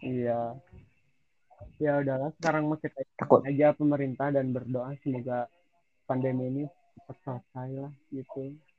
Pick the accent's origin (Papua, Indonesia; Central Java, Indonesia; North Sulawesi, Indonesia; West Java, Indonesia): West Java, Indonesia; Sukabumi; gua asli di sini, kan. Asli Sukabumi.